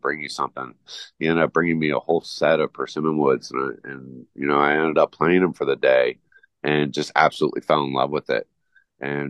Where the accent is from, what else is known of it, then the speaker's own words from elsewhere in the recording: Southern California, United States; now in Jackson Hole, United States; I grew up in Southern California